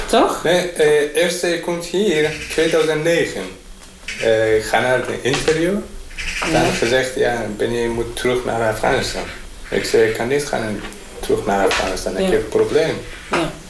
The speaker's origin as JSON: {"language": "Dutch", "country": "Iran", "second_language": "Dutch", "moved": "as an adult", "lives_now": "Amsterdam, Netherlands", "said": "Ik kwam uit Iran. Woon in Oost. Uh, vijf jaar in vijf jaar in Nederland."}